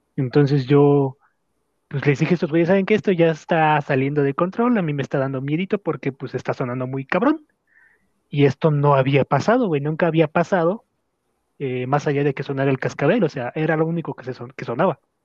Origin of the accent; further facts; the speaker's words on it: Mexico; Como buen mexicano que soy